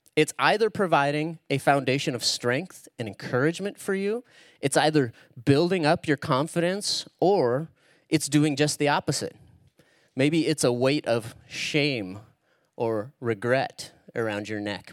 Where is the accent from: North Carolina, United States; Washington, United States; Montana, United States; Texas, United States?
Washington, United States; Spokane; that's where I actually live, Eastern Washington. That's where I grew up. It's where I'm from.